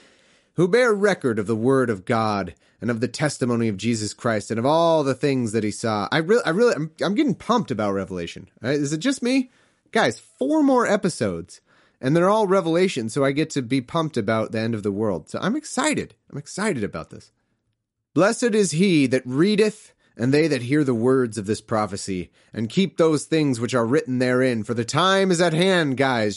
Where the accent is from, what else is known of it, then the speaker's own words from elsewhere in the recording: United States; as an American